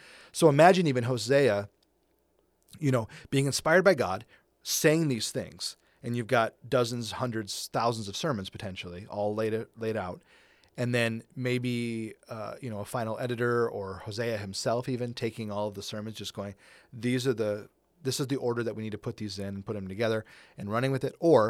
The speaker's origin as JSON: {"language": "English", "region": "England", "country": "United Kingdom", "said": "Because we're English, you know, we're very white and very English"}